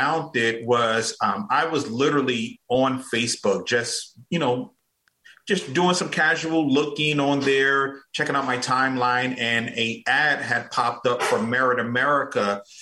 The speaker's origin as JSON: {"language": "English", "town": "Newark", "region": "New Jersey", "country": "United States", "moved": "as an adult", "lives_now": "Atlanta, United States", "said": "I am originally from Newark, New Jersey, and, you know, back in 2009, I migrated to Atlanta, Georgia"}